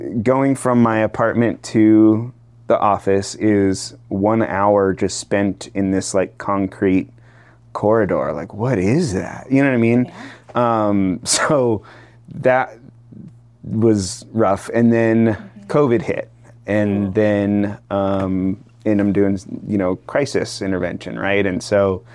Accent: Asheville, North Carolina, United States; moved away as an adult; also born or lived in Austin, Texas; now in Chattanooga, United States; I'm from Asheville, North Carolina

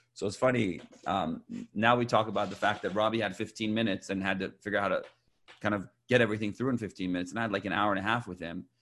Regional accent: Champaign, Illinois, United States; also born or lived in Iran; now in Southern California, United States; I was born in Iran, moved to the U S, uh, when I was six years old, uh, with my family, and grew up in, uh, Illinois, in Champaign, Illinois, college town

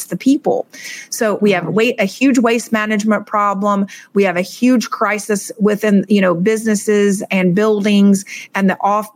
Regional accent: Suwanee, Georgia, United States; now in Miami, United States; I was born and raised in Suwanee, Georgia

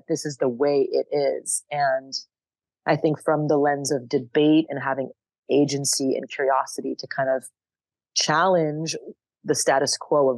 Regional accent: Montreal, Quebec, Canada; moved away as an adult; also born or lived in United States; now in Austin, United States; They met in Canada, and I grew up in Montreal, Canada

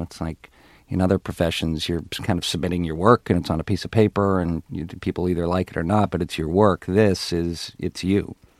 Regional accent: Ottawa, Ontario, Canada; moved away; I, I grew up in Canada, in Ottawa, Canada

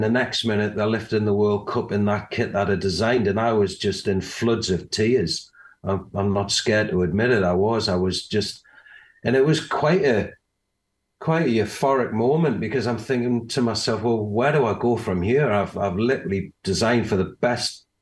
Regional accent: England, United Kingdom; with us being English

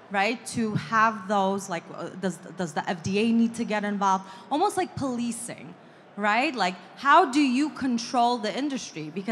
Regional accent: New York, United States; I'm from New York, so we have a lot of bodegas

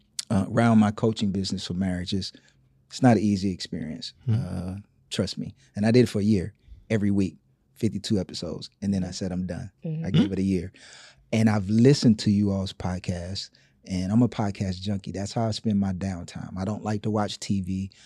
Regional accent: Gainesville, Florida, United States; Gainesville, Florida, which is the swamps. It's country, I know.

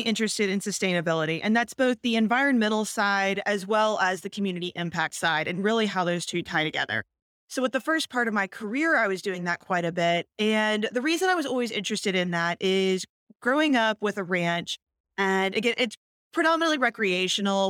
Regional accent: Houston, Texas, United States; moved away as an adult; also born or lived in Virginia / Washington, D.C.; I'm born and raised in Houston

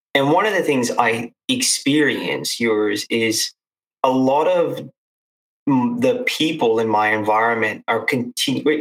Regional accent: United States; moved away as an adult; now in Australia; as an American, I always found it hard when I came to Australia initially

